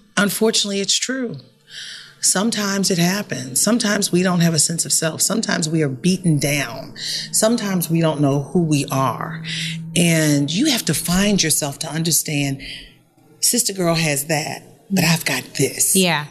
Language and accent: English; Baltimore, Maryland, United States; I'm from Baltimore. We're here in my city